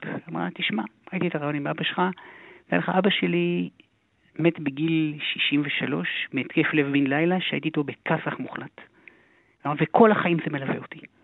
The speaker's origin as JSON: {"language": "Hebrew", "town": "Haifa", "region": "Haifa District", "country": "Israel", "tie": "born or raised there", "said": "גדלנו בחיפה הרי, בשכונה הכי דרך הים"}